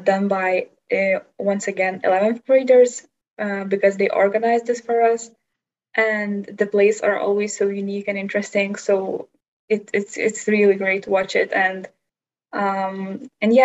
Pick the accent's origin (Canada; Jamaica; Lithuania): Lithuania; from Lithuania.